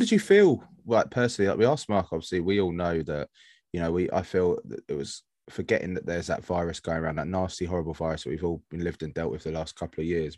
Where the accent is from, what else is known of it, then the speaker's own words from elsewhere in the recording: London, United Kingdom; now in Worthing, United Kingdom; I'm from South London.